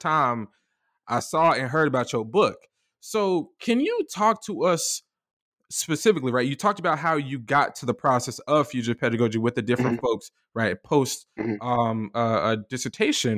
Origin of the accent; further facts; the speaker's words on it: Orlando, Florida, United States; growing up in the suburbs of Orlando